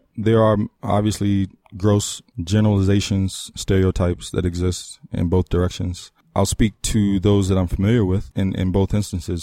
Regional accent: Trinidad & Tobago; moved away; I'm I'm Caribbean born from Trinidad and Tobago

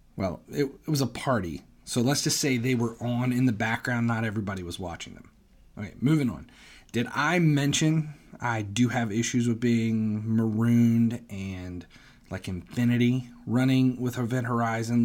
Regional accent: Cincinnati, Ohio, United States; I'm from Cincinnati, so I grew up thirty minutes from the location

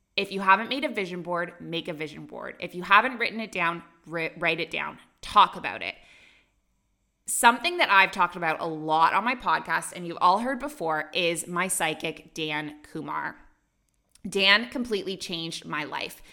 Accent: Canada; moved away as an adult; also born or lived in Dubai, United Arab Emirates / Abu Dhabi, United Arab Emirates; now in Bali, Indonesia; I'm a Canadian who moved across the world at age 23 and I never went back.

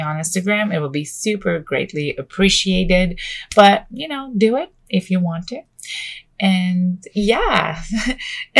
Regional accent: Canada; also born or lived in Vancouver; I am Canadian. I live just outside of Vancouver

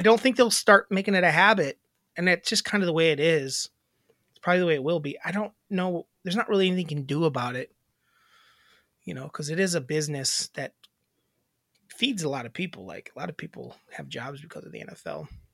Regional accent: Wisconsin, United States; I'm from Wisconsin

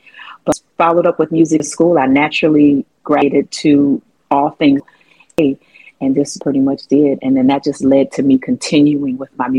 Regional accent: Detroit, Michigan, United States; I'm born and raised in Detroit. What up, though? Native Detroiter.

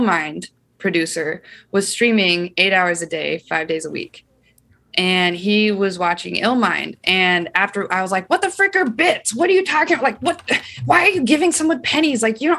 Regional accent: Iowa, United States; Say, okay, guys, I'm from Iowa, not potatoes, corn.

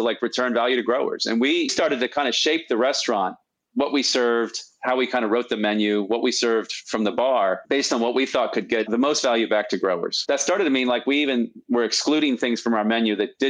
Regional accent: Washington, District of Columbia, United States; I grew up in Washington, D.C., in a city.

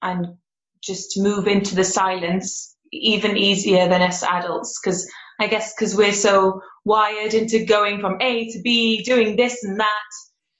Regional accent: Cardiff, Wales, United Kingdom; I'm from Cardiff

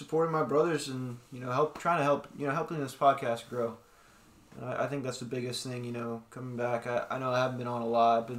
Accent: United States; as an American

